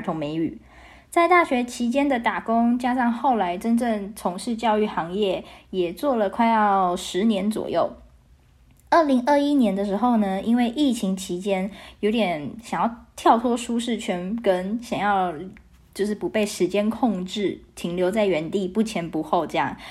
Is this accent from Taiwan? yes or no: yes; Taiwan; 我来自台湾